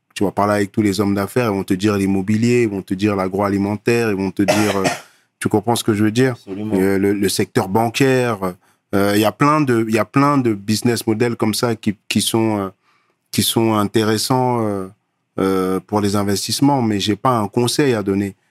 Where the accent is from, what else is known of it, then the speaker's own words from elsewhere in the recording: Paris, Île-de-France, France; moved away as an adult; also born or lived in Cameroon / Nanterre; now in Côte d'Ivoire; j'ai grandi à Paname j'ai une certaine culture